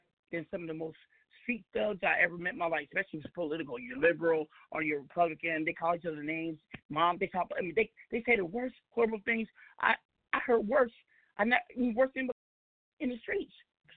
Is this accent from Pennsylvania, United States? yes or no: no; Seattle, Washington, United States; now in Arizona, United States; I'm from Seattle